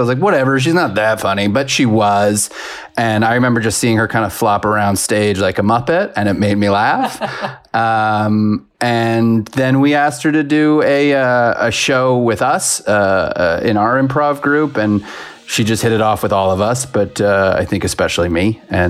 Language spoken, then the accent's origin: English; New York, United States; now in Los Angeles, United States; I was raised in New York. I now live in Los Angeles, where I'm a writer, and I'm 41.